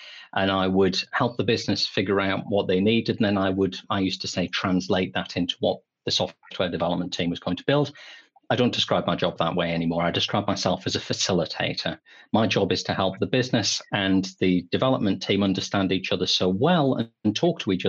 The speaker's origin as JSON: {"language": "English", "region": "England", "country": "United Kingdom", "said": "we're both English."}